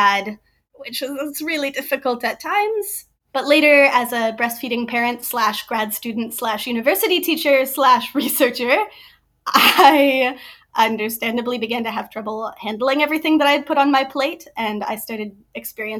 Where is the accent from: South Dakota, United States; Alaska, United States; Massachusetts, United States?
South Dakota, United States; Springfield; now in Ames, United States; I'm originally from Springfield, South Dakota. Grew up in a tiny, tiny little town on the edge of the river, which was great. But I live in Ames, Iowa now.